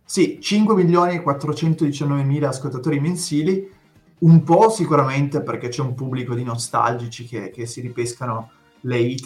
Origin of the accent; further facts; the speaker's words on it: Piedmont, Italy; accent: tartufino (Piedmontese); il mio accento tartufino